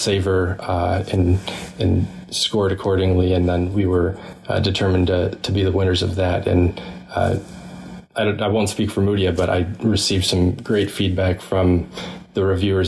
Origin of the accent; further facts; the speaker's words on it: Kalamazoo, Michigan, United States; I grew up in Kalamazoo, Michigan